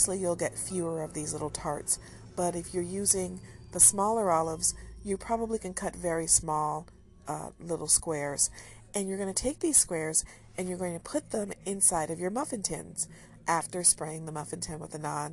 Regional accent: United States; I'm an American.

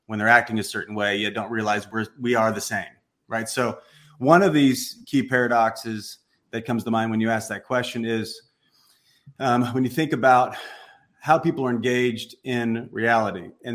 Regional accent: Southern Illinois, United States; moved away; I came from the Midwest, came from a small town, middle of nowhere, Southern Illinois, great parents, school teachers, the whole thing

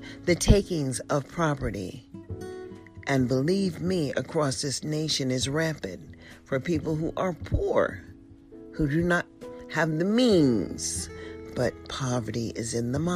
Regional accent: United States

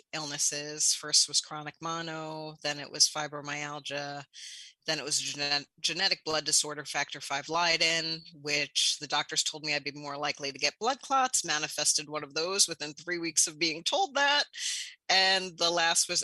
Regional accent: New York City, New York, United States; I grew up in New York City, saw addiction firsthand

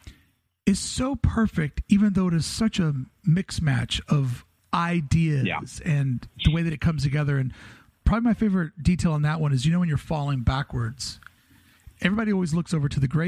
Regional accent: Ohio Valley, United States; I grew up on the banks of the Ohio River

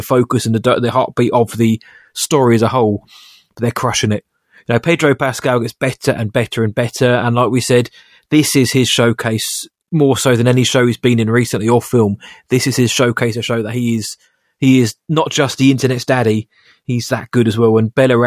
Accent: Woking, South East England, United Kingdom; my hometown of Woking

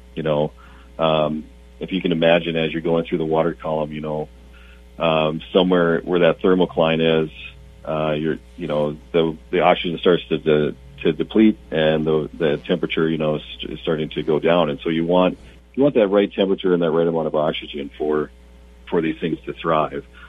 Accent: South Dakota, United States; moved away; I I grew up in South Dakota

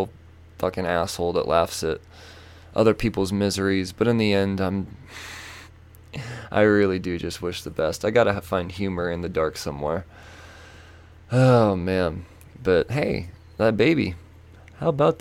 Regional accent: United States; as an American from a distance

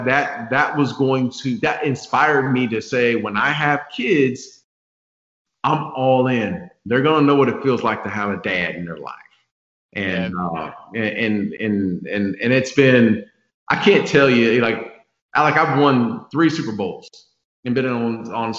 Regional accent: Phoenix, Arizona, United States; moved away; I grew up in Phoenix, Arizona

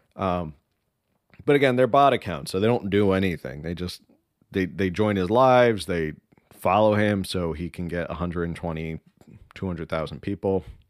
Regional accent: United States; first language Spanish; English is a second language; we Americans

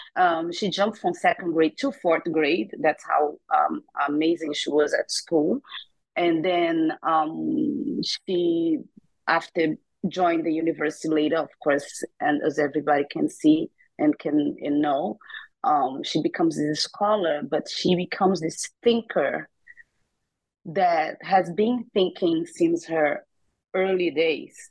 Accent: Rio de Janeiro, Brazil; moved away; also born or lived in New York; I grew up in Rio de Janeiro, Brazil

